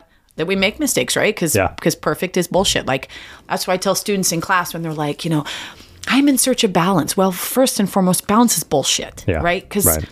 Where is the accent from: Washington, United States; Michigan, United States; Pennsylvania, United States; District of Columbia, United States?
Washington, United States; Snohomish; also born or lived in Lake Stevens; I was from Snohomish, right? So I stayed in Snohomish and Lake Stevens.